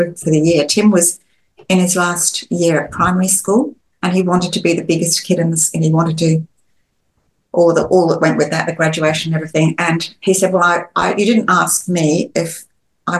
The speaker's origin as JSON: {"language": "English", "country": "Australia", "said": "being Australian family"}